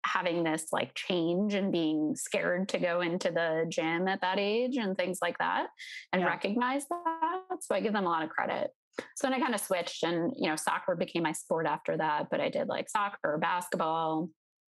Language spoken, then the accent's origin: English; New York suburbs, United States; Originally, I grew up in New York in the tri-state area, in the suburbs right outside the city